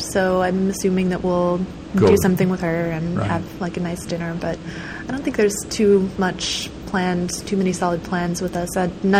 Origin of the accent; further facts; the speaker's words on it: Waupaca, Wisconsin, United States; moved away; also born or lived in Milwaukee, Wisconsin; I grew up in Waupaca, Wisconsin, which is a small town in central Wisconsin.